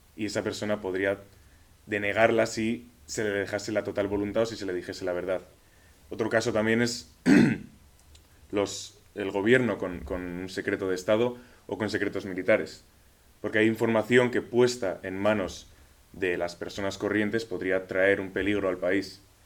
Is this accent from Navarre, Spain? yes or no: yes; Pamplona, Navarre, Spain; Mi país es España, de Pamplona